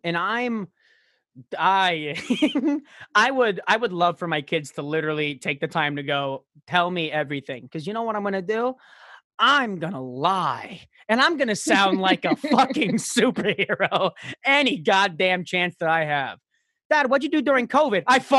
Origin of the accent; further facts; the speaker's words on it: Florida, United States; I'm from South Florida.